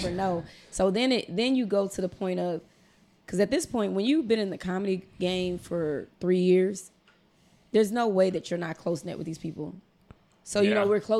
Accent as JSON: {"language": "English", "town": "Omaha", "region": "Nebraska", "country": "United States", "moved": "yes", "lives_now": "Houston, United States", "said": "I'm from Omaha, Nebraska."}